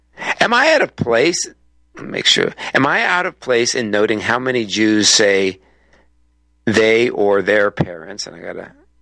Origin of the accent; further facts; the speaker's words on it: United States; I'm an American, I can say it, this country, and I have ancestors who either came over on the Mayflower or came over within the next few years.